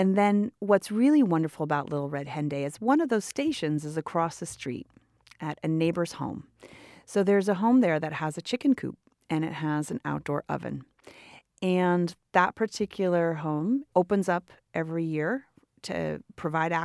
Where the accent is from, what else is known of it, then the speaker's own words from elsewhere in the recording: Oakland, California, United States; I'm also from Oakland, and I graduated from Oakland Unified